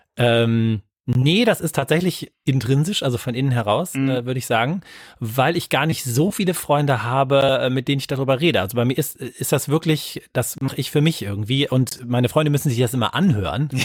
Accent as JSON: {"language": "German", "town": "Wuppertal", "region": "North Rhine-Westphalia", "country": "Germany", "tie": "born or raised there", "said": "meine Heimatstadt ist Wuppertal"}